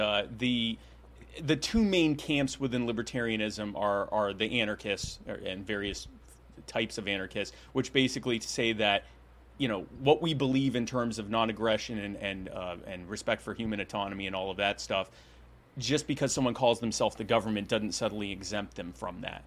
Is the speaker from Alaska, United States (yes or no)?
no; Myrtle Beach, South Carolina, United States; also born or lived in Baltimore, Maryland; I actually still live in the Myrtle Beach area in South Carolina. That's where I grew up